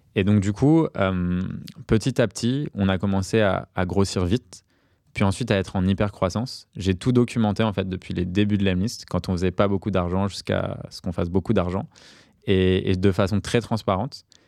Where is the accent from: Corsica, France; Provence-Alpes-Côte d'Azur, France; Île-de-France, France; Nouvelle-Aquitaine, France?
Île-de-France, France; Paris; J'ai grandi à Paris entre Barbès et, Pigalle